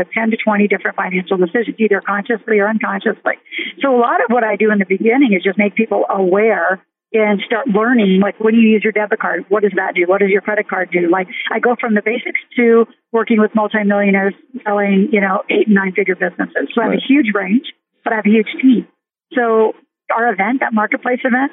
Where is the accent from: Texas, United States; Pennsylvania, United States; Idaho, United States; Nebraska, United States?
Nebraska, United States; I grew up in Nebraska where huge farm family